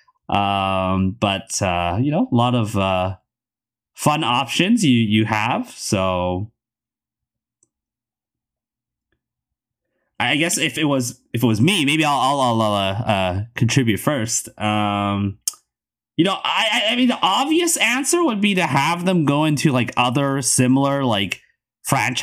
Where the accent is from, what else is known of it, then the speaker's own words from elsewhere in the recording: Canada; as a Canadian